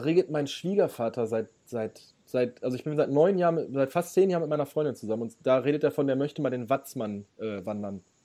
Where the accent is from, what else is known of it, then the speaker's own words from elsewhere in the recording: Ruhr area, North Rhine-Westphalia, Germany; ich, ich komme aus dem Ruhrgebiet